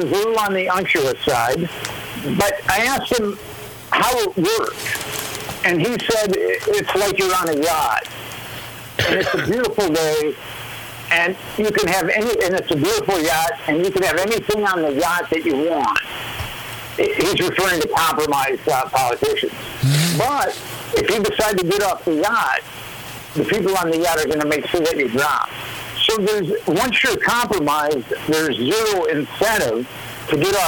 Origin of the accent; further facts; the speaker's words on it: Minneapolis, Minnesota, United States; I'm from Minneapolis